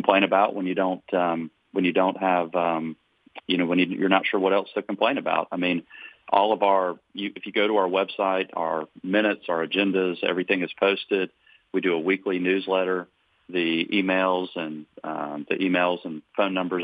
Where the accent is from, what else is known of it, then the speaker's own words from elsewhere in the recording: Watkinsville, Georgia, United States; I grew up in Watkinsville and Oconee County in the 80s and 90s